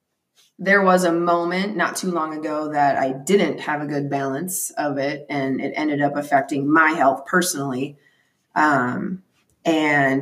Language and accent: English; Minnesota, United States; moved away as an adult; now in Phoenix, United States; I'm originally from Minnesota